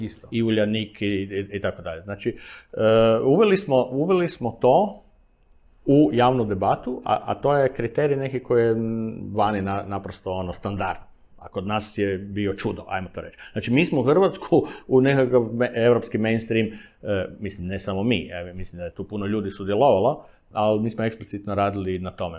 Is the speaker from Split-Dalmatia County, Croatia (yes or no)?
no; Zagreb, City of Zagreb, Croatia; kad sam rođen e, u Sigetu i proveo prvih 25 godina, 23, 24 godine života u Sigetu